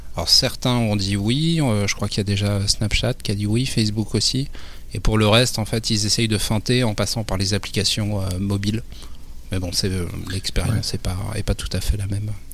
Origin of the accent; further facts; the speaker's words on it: France; chez nous, en France